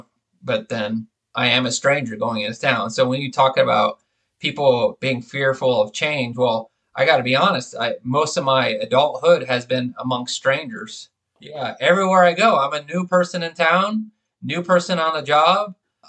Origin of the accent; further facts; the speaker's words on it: Bay Area, California, United States; growing up in the Bay Area of California, I mean, that's one of the most diverse places in the country.